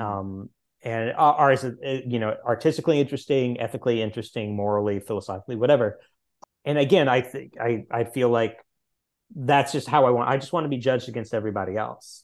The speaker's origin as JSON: {"language": "English", "region": "Missouri", "country": "United States", "tie": "born or raised there", "said": "the largest college in my home state"}